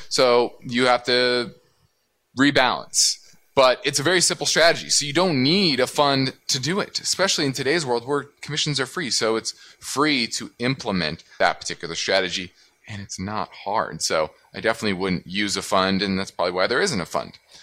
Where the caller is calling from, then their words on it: Portsmouth, Virginia, United States; I'm calling from Portsmouth, Virginia.